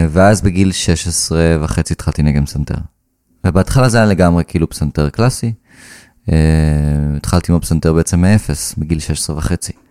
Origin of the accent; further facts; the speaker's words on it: Karmiel, Northern District, Israel; ניגנתי כינור אה, חמש שנים. בקונסרבטוריון איפה, ש... איפה שגדלתי בכרמיאל.